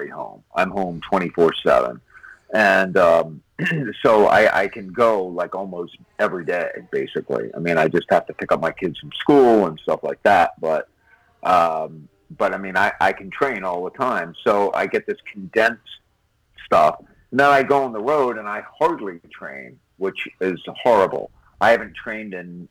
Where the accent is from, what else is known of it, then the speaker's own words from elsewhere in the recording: Pennsylvania, United States; moved away as an adult; now in California, United States; I'm from Pennsylvania